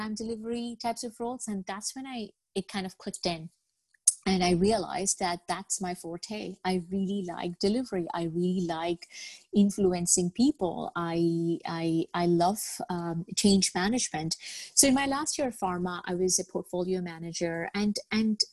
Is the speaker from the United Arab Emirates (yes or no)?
yes; Al Ain, Abu Dhabi, United Arab Emirates; moved away as an adult; also born or lived in Bangladesh; now in Toronto, Canada; I was born in Bangladesh. I grew up in the United Arab Emirates in a small town called Al Ain. And I moved to Canada with my parents when I was 18 to live in Toronto